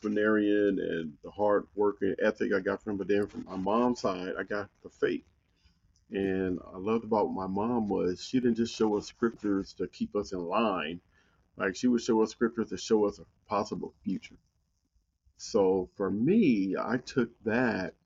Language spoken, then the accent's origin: English; Compton, California, United States; moved away as an adult; growing up in Compton made me mentally tough.